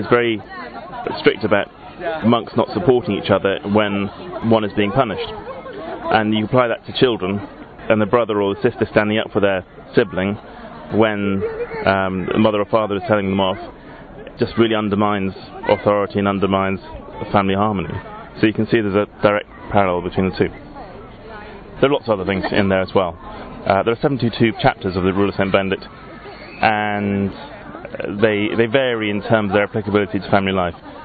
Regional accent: England, United Kingdom; I'm from England

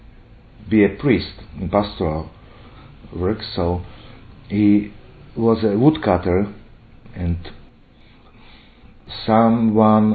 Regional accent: Slovakia; I'm from Slovakia.

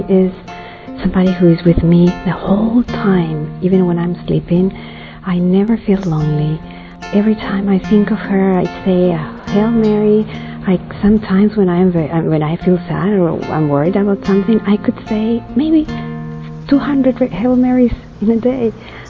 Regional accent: Peru; I am from Peru in South America.

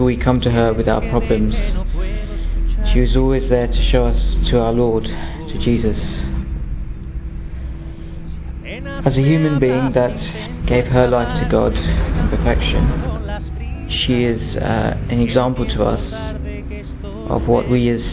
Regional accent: London, United Kingdom; I come from London and I'm 24 years old.

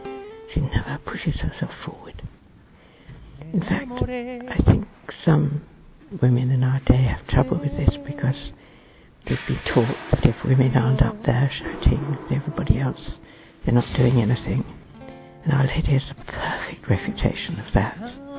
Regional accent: England, United Kingdom; I come from England.

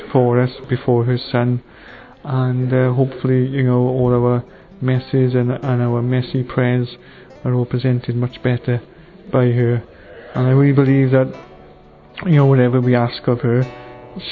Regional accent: South Wales, United Kingdom; I'm from Murfreesboro in South Wales.

